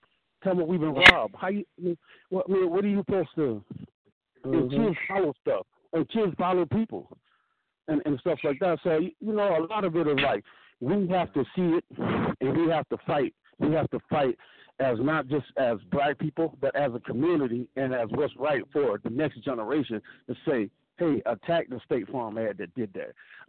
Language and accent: English; South Carolina, United States; I grew up in South Carolina, and I used to go to this African village when I was 5 years old.